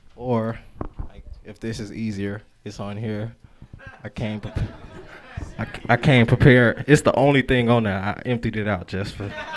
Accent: Chicago, Illinois, United States; moved away; I grew up in Chicago

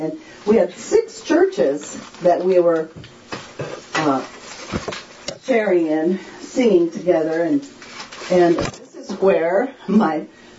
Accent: Japan; My whole family went because I grew up in Japan.

